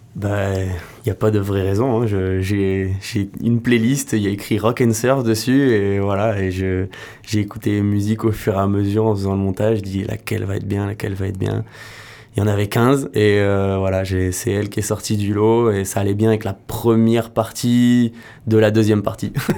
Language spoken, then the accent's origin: French; Royan, Nouvelle-Aquitaine, France; now in Landes, France; moi je suis originaire de Royan, je suis un petit gars de Royan qui est venu s'installer dans les Landes.